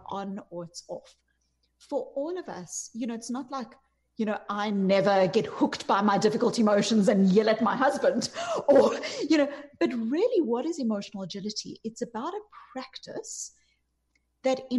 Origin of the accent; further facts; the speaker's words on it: South Africa; moved away; You can hear from my accent, I'm not from America. I grew up in apartheid South Africa